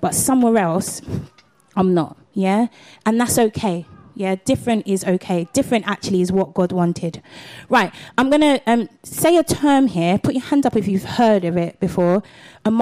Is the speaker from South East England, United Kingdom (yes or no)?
no; London, United Kingdom; also born or lived in Catford, South East London; I'm a Londoner